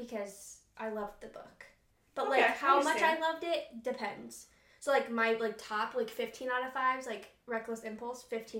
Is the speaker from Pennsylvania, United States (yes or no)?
no; rural Illinois, United States; we're all from Illinois, so, like, it's, like, kind of like home, but we're not from Chicago. We're from, like, rural Illinois